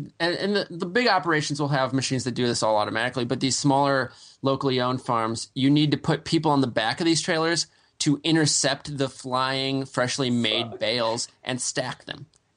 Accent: Phillips, Wisconsin, United States; moved away; I'm joining you from the sleepy Wisconsin town of Phillips, Wisconsin. And it's my hometown. It's where I grew up. It's 1,000 people. I'm visiting my family. It's nice and quiet out here

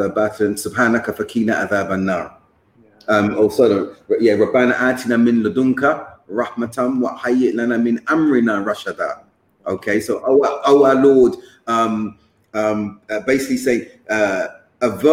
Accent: London, United Kingdom; moved away; I'm from London

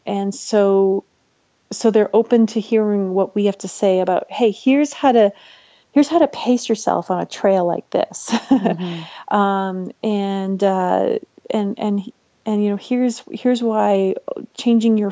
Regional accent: British Columbia, Canada; moved away as an adult; also born or lived in Canmore, Alberta; now in Colorado, United States; I grew up in British Columbia, but I was living and working in Canmore, Alberta.

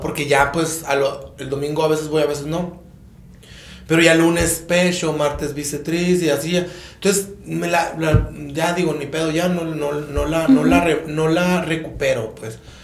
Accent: Empalme, Sonora, Mexico; moved away; also born or lived in Tijuana; yo soy de Empalme

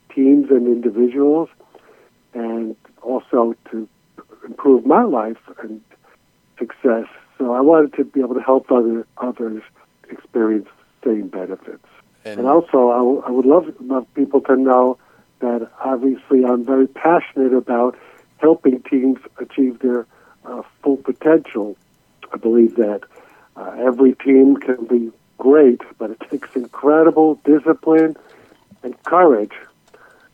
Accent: New York City, New York, United States; now in Jacksonville, United States; I was born in New York City, and I was made in Hungary just before

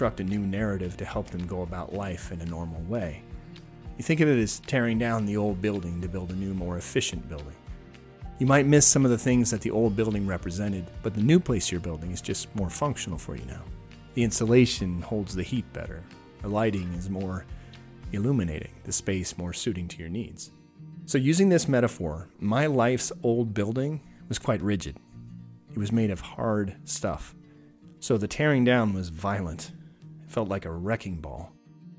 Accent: Anchorage, Alaska, United States; my hometown of Anchorage

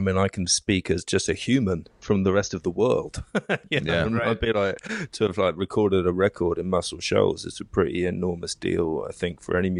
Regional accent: United Kingdom; moved away; as a British music fan

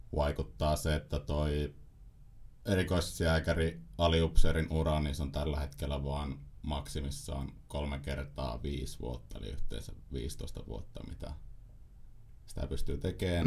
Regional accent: Ostrobothnia, Finland; mä oon Pohjanmaalta, Pohjanmaalta kotoisin

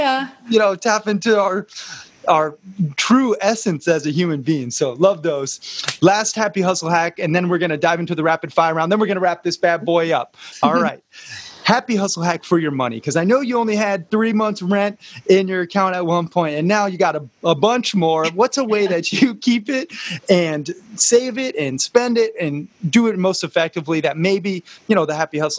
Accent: Montana, United States; me growing up in Montana, nature is my church just as much.

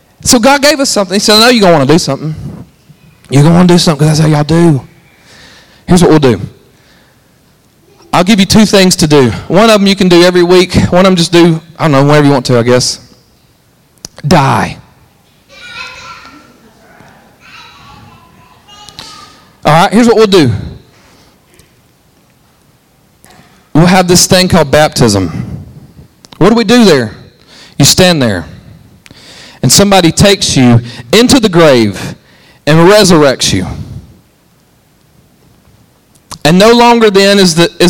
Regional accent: Alabama, United States; I'm from Alabama

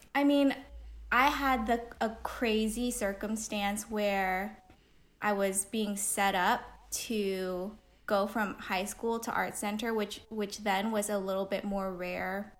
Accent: Pasadena, California, United States; I grew up in Pasadena

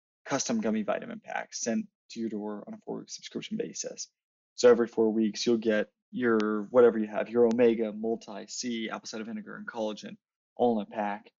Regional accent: Dallas-Fort Worth area, Texas, United States; I am from the Dallas-Fort Worth area

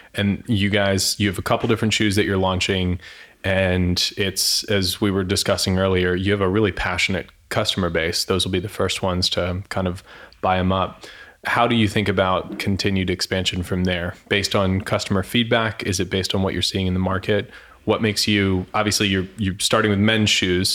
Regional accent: Florida, United States; I grew up in Florida

